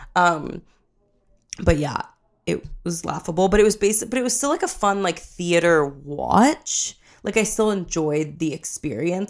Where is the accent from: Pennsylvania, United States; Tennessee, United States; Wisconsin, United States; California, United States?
California, United States; San Diego; I'm from San Diego.